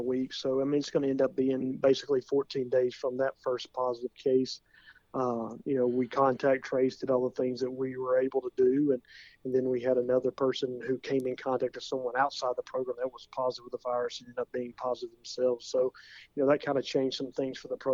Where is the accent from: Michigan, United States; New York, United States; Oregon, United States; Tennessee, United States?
Tennessee, United States; Williamson County; growing up in Williamson County